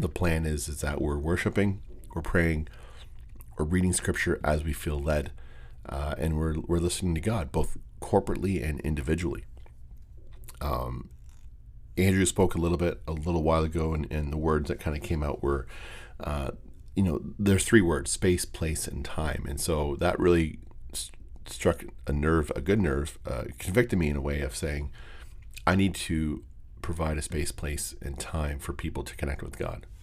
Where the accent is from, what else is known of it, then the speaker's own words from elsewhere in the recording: Windsor, Ontario, Canada; moved away; Windsor It's a very soft spot for me. It's, uh, it's my hometown. It's where I was born, where I was raised